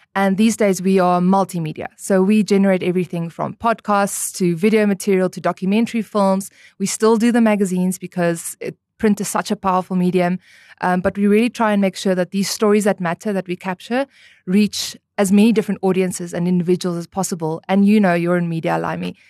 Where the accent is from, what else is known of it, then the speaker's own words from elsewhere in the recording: Namibia; also born or lived in Stellenbosch, South Africa; born and raised in Namibia, went to Eros Primary School